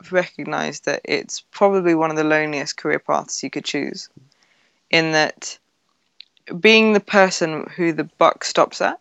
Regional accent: United Kingdom; when I was growing up, I felt very, very comfortable with my kind of British identity

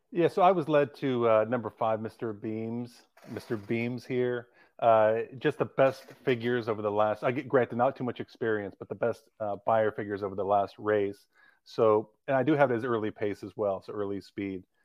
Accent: Livermore, California, United States; I'm, I'm from Livermore, California, which is right next to Pleasanton

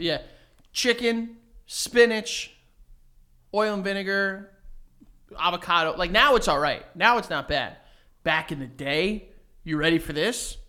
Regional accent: New York City, New York, United States; also born or lived in Milford, Connecticut; we're from New York. We're from Astoria, New York

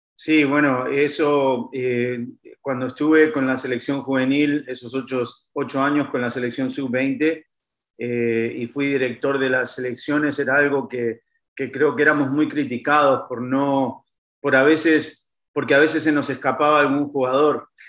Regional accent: Uruguay; moved away; vengo de un país muy chiquito como Uruguay

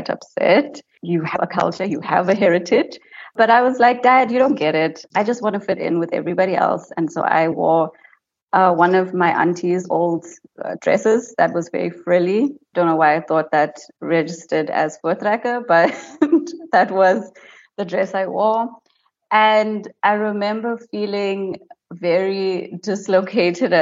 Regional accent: White River, Mpumalanga, South Africa; So I grew up in White River, which is a small town in Mpumalanga

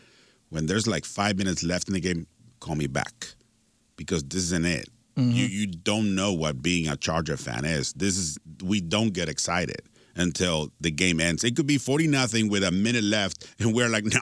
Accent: Tijuana, Baja California, Mexico; growing up in Tijuana, Mexico

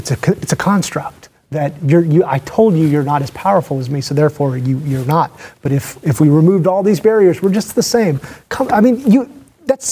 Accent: Texas, United States

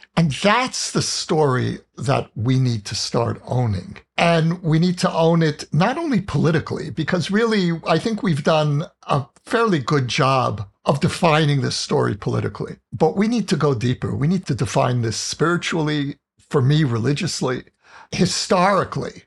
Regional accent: United States; moved away as an adult; now in Israel; an American Jew who chose to live here

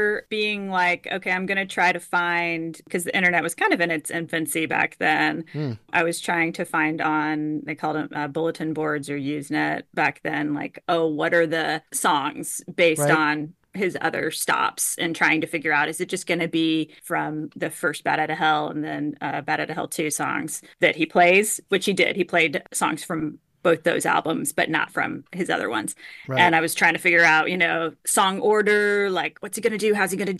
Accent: Houston, Texas, United States; my threshold for heat growing up in Houston is just really, my threshold for heat must have also been pretty high.

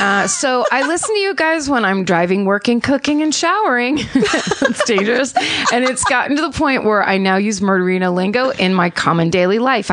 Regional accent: Lititz, Pennsylvania, United States; I grew up in Lititz, Pennsylvania

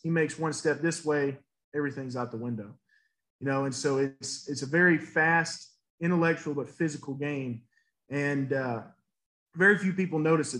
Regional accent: Nashville, Tennessee, United States; moved away as an adult; also born or lived in Brentwood, Tennessee / Atlanta, Georgia; I was raised in Nashville. Those are my roots.

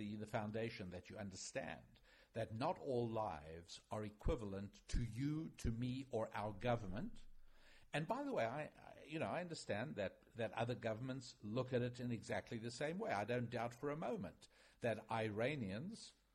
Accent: United States; as an American

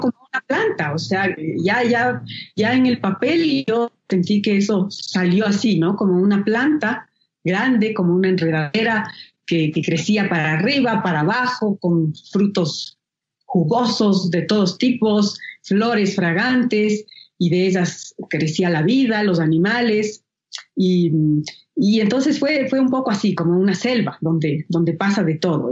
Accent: Ecuador; soy una artista ecuatoriana

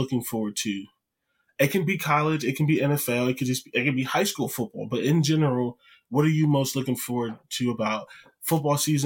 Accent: Canton, Ohio, United States; I'm from Canton. I remember Canton Center Mall

